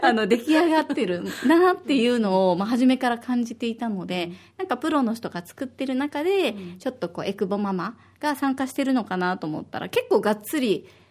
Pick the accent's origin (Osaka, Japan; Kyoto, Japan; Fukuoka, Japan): Osaka, Japan; now in Okinawa, Japan; 私は大阪出身